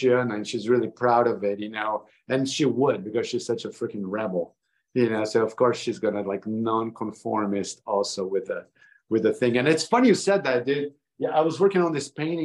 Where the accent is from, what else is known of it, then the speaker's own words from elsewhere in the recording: São Paulo, Brazil; I am naturally Brazilian, born and raised